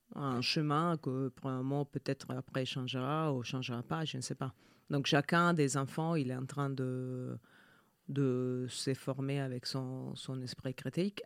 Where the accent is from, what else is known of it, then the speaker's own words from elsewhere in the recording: Italy; French is a second language; moved away; je suis euh, italienne. mes deux parents sont italiens